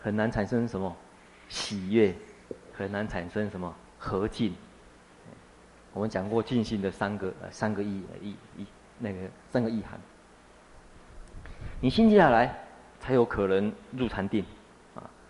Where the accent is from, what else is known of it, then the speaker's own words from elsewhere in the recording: China; 目犍连中国人或许比较有一点印象，我们中国人有一个传说故事是什么？目连救母。